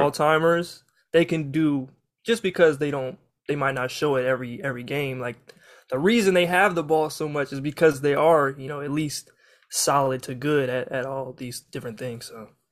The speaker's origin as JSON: {"language": "English", "region": "Kansas", "country": "United States", "said": "I'm from Kansas"}